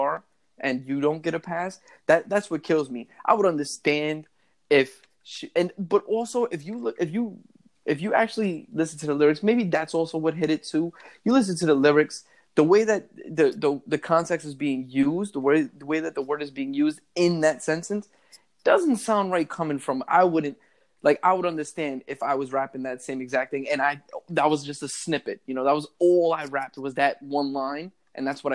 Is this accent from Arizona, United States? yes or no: no; New York City, New York, United States; born and raised in the Bronx